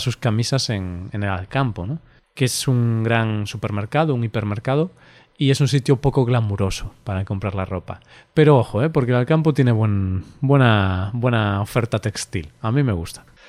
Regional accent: Spain; accent: Spanish; nosotros tenemos nuestro acento español

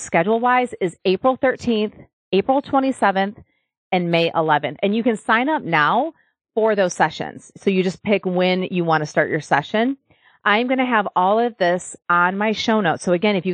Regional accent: Michigan, United States; now in Nashville, United States; I'm from Michigan where like almost every house has a basement

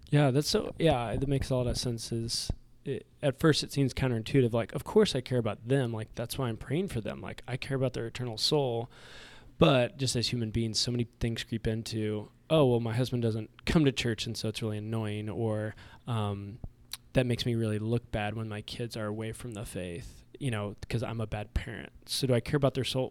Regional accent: Kansas City, Kansas, United States; we're both from Kansas City

